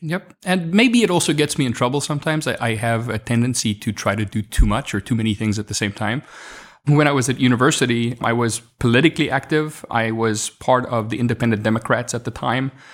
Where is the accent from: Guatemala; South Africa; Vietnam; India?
South Africa; first language Afrikaans; English is a second language; moved away as an adult; now in United States; I'm from Africa